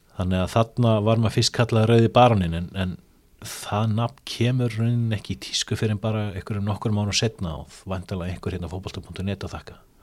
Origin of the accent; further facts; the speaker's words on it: Iceland; við erum frá Íslandi